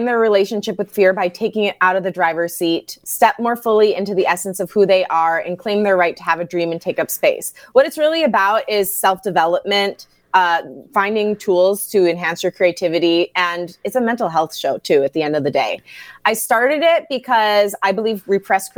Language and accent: English; Grosse Pointe, Michigan, United States; I was born and raised in Grosse Pointe.